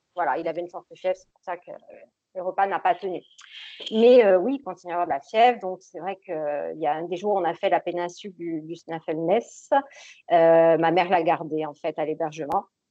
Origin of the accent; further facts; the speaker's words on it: Corsica, France; je suis corse. Et donc, je vis je travaille euh, dans mon île de beauté, à l'île Rousse